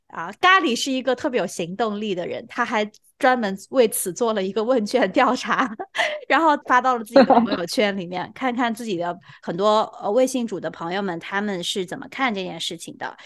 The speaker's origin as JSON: {"language": "Chinese", "country": "China", "said": "作为一个中国人"}